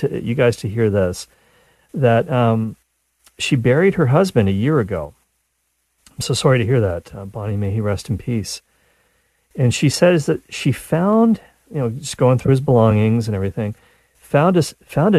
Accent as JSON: {"language": "English", "country": "Canada", "said": "I'm Canadian"}